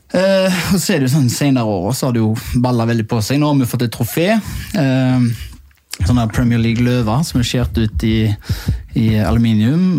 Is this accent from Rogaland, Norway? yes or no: yes; Haugesund, Rogaland, Norway; moved away; kompisgjengen hjemme i Haugesund